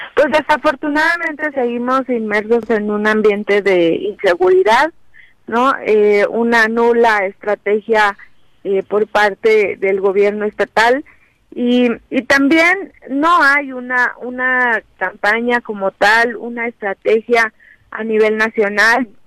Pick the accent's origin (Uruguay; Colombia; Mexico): Mexico; Morelos; estamos viviendo un momento pues muy importante como mexicanas, como mexicanos, como morelenses